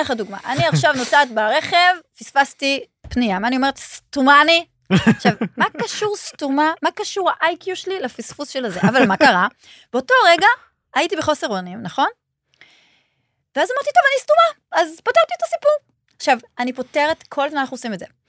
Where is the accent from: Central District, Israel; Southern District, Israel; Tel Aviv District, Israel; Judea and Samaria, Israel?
Tel Aviv District, Israel; Holon; also born or lived in Ramat HaSharon; נולדתי בחולון